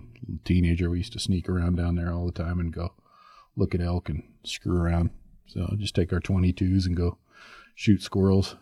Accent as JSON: {"language": "English", "area": "Tehachapi", "region": "California", "country": "United States", "tie": "born or raised there", "moved": "yes", "said": "I grew up out in California when I was a kid, and just north of L A, two hours north in Tatchby."}